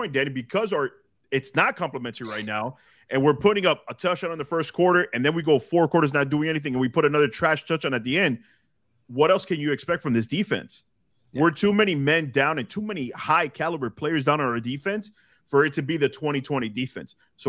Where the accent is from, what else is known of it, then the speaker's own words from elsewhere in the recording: Florida, United States; Born and raised in South Florida, and I rock shorts and a tank top in 40 degree weather.